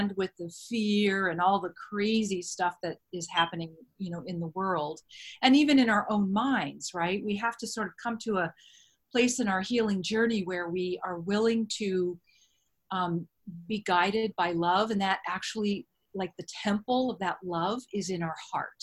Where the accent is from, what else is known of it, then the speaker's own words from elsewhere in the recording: between San Diego and Orange County, Southern California, United States; I grew up in Southern California, between San Diego and Orange County pretty much all my life